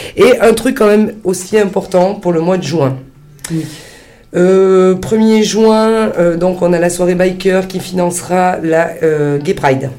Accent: Sicily, Italy; chez nous en Sicile

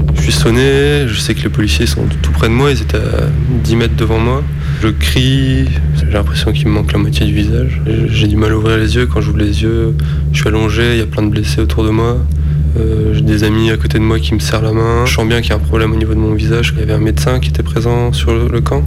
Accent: Lille, Hauts-de-France, France; Je viens de Lille, j'ai 25 ans.

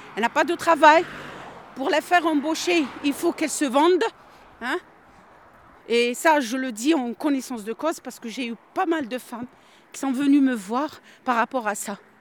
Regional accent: Algeria; moved away; Je suis algérienne

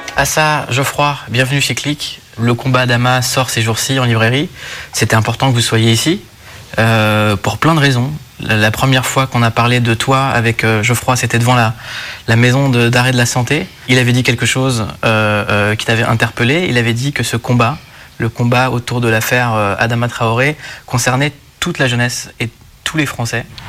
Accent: Bourgogne-Franche-Comté, France; moved away; J'ai passé une grande partie de mon enfance dans le Morvan

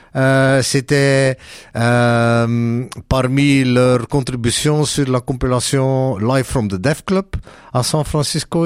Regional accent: Belgium; chez nous en Belgique

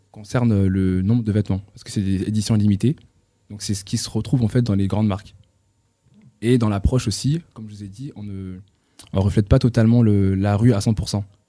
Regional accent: Roubaix, Hauts-de-France, France; also born or lived in Tourcoing; J'ai grandi à Roubaix et Tourcoing.

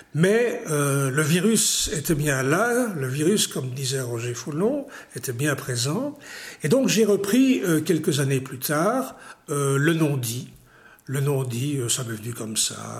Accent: Ixelles, Brussels-Capital Region, Belgium; also born or lived in Tunisia; je suis né à XL

